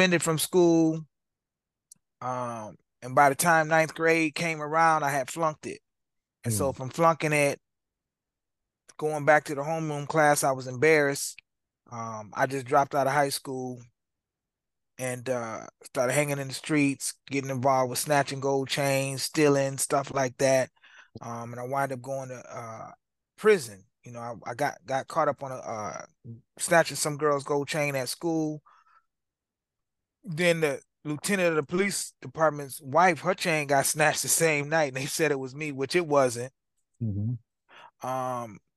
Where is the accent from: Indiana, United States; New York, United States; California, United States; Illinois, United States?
Illinois, United States; Aurora; I was born in Aurora, Illinois. My parents separated when I was two. My stepmom is German. We call them white people, Caucasian. I grew up in a two-parent household with my pops.